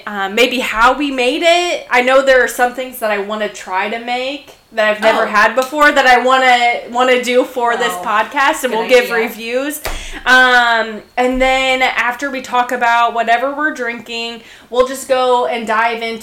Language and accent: English; Central Illinois, United States; we're from Central Illinois, and my dad, where I grew up is where my dad grew up